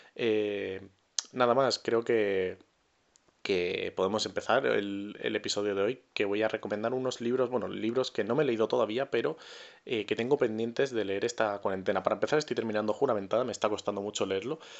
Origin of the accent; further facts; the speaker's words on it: Murcia, Region of Murcia, Spain; yo soy de Murcia